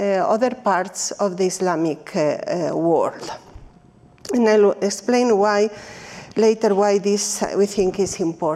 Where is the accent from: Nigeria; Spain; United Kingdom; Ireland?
Spain; even if I come from Spain, or precisely because I come from Spain